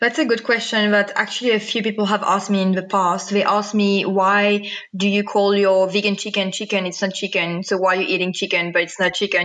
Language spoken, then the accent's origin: English; Mauritius; now in Cape Town, South Africa; I was born and raised in Mauritius in a very much non vegan family